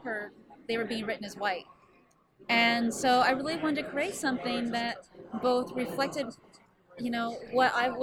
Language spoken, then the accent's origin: English; West Coast, United States; I was from the West Coast